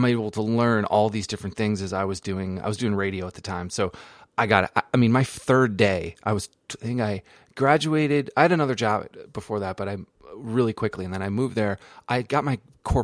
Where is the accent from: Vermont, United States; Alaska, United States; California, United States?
Vermont, United States; Jericho; moved away; I grew up in Jericho, right outside of Burlington